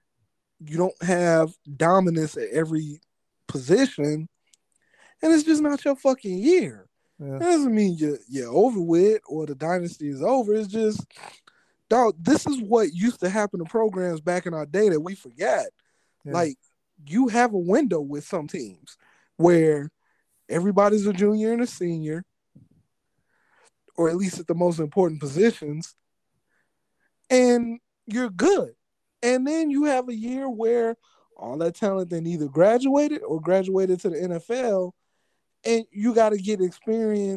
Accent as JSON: {"language": "English", "town": "Chicago", "region": "Illinois", "country": "United States", "tie": "born or raised there", "said": "Born and raised in Chicago"}